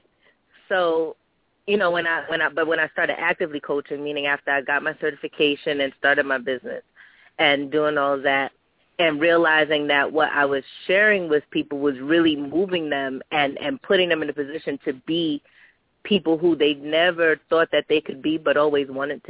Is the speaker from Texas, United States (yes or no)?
no; New York City, New York, United States; I was born and raised in Brooklyn, New York.